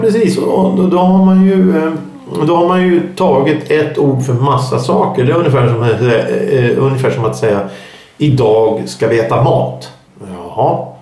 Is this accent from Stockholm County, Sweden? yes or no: yes; Stockholm, Stockholm County, Sweden; accent: stockholmska; många säger att jag pratar stockholmska